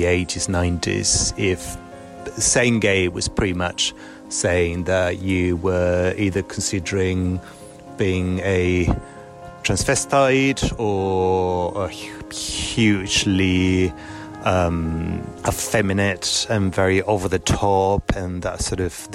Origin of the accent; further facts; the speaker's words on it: Buenos Aires, Argentina; now in Germany; I basically grew up in Argentina